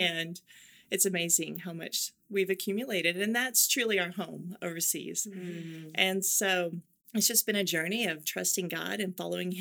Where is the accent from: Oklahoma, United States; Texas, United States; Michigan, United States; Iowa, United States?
Oklahoma, United States; accent: Oklahoma; moved away as an adult; now in Asia; I grew up in Oklahoma. Mm-hmm. And so I come back and I know how to fit into the right. culture and I can get my Oklahoma accent on when I need